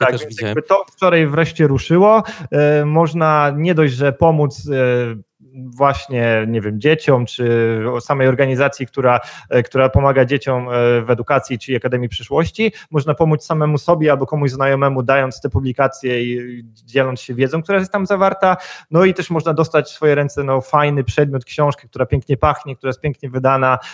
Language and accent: Polish; Poland; moved away as an adult; also born or lived in Gdańsk; pochodzę i wychowałem się w miejscowości, która ma tam powiedzmy ponad 20 tysięcy mieszkańców, więc powiedzmy jestem z małego miasteczka